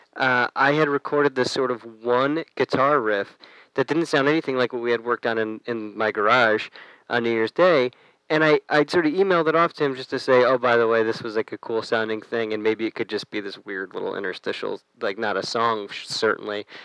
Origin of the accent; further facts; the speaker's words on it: United States; I grew up right outside of New York